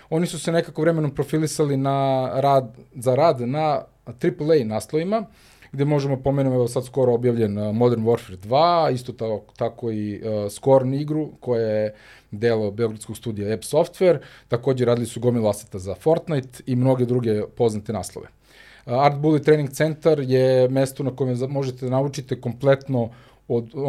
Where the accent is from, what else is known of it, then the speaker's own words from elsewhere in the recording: Serbia; ja mislim da kod nas u Srbiji to je definitivno, ja ne znam da li postoji neko ko ne zna šta je Tetris